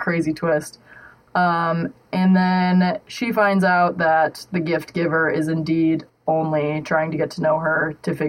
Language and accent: English; South Dakota, United States; moved away as an adult; now in Joplin, United States; I am from South Dakota